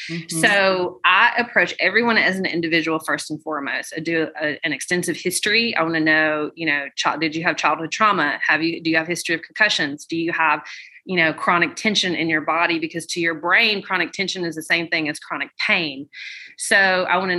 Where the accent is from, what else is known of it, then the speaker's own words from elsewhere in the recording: Birmingham, Alabama, United States; I'm from Birmingham, Alabama